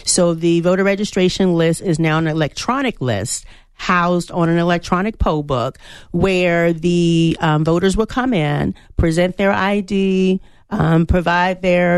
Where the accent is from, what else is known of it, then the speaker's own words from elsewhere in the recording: Chesterfield, Virginia, United States; moved away as an adult; now in Arizona, United States; So I am a transplant to Arizona. I arrived here in April. I am from Chesterfield, Virginia, where I served as the elections director for 5 years.